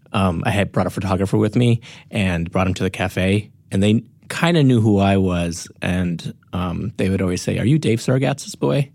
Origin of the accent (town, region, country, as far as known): North Dakota, United States; born or raised there; moved away; also born or lived in Grand Forks, North Dakota